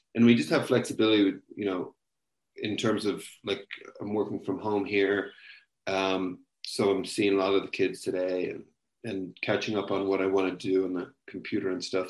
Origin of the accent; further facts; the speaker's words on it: Limerick, Munster, Ireland; moved away as an adult; also born or lived in United States / China; now in Kenya; I was growing up in Limerick in the west of Ireland. And then from then until 23, when I finished university, I was in Ireland